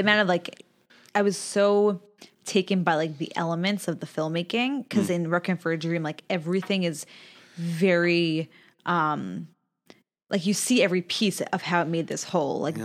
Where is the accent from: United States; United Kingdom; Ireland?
United States; Long Island, New York; I grew up on Long Island.